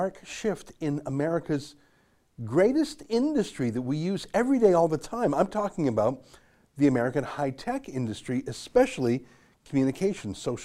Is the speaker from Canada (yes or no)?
yes; Canada; I love Canada and it's my home. My great grandparents came here in 1903 before Alberta was even officially a province